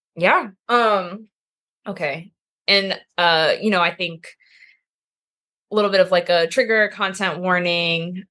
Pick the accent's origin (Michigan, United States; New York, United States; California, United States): California, United States; Temecula; moved away as an adult; also born or lived in San Jose, California; now in Chicago, United States; I'm from California